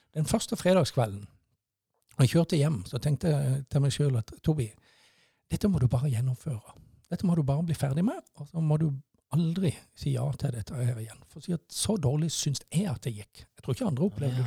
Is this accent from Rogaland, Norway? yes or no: no; Mandal, Agder, Norway; moved away as an adult; Jeg er født og oppvokst i Mandal, og bodde i Mandal til, fram til 1985